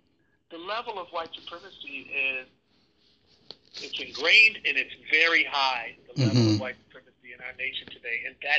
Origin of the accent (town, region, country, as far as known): Milwaukee, Wisconsin, United States; born or raised there